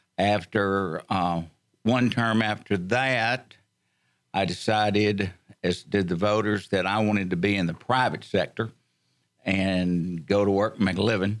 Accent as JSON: {"language": "English", "area": "Montgomery County", "region": "Texas", "country": "United States", "tie": "born or raised there", "said": "Lifetime resident of Montgomery County. I guess I'm a member also. And been here all of my life."}